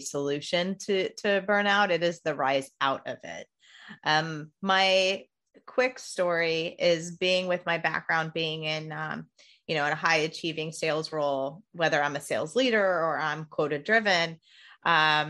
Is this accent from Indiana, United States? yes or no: yes; Indiana, United States; I'm from Indiana